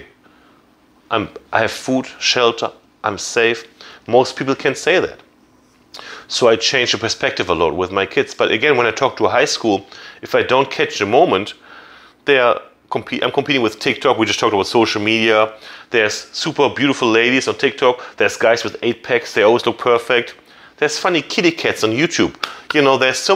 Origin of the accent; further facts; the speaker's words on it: Germany; English is a second language; also born or lived in Jacksonville, Florida; now in United States; I'm from Germany.